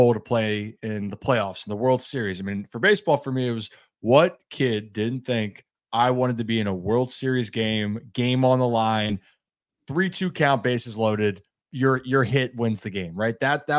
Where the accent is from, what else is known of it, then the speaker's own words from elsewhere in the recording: Baltimore, Maryland, United States; I'm from Baltimore, the Orioles, great story, the best story in baseball.